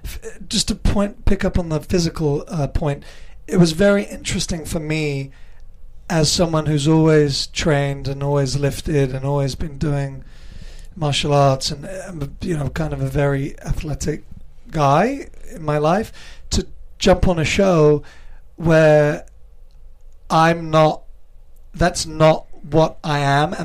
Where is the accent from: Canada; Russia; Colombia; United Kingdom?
United Kingdom; England; Yeah, English born and raised.